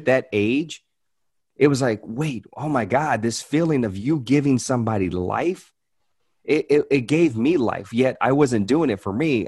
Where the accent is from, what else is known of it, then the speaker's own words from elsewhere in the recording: Hope, Arkansas, United States; also born or lived in Louisiana; I was born in Louisiana. I, but I, I moved to Arkansas when I was nine years old